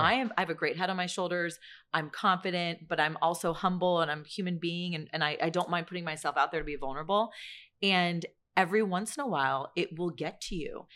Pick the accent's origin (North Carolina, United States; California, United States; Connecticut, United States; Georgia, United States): California, United States; San Francisco Bay Area; I'm from the Bay Area